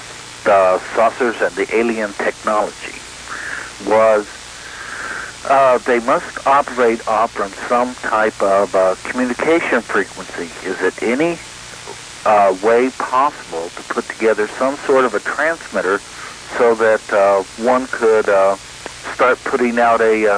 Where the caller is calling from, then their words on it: Las Vegas, Nevada, United States; Las Vegas.